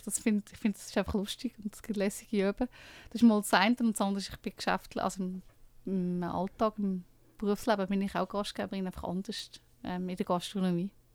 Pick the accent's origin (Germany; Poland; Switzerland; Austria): Switzerland; Lucerne; ich komme aus Luzern